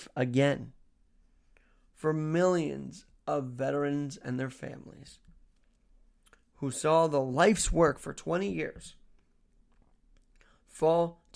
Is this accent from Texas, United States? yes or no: no; New York City, New York, United States; As a New Yorker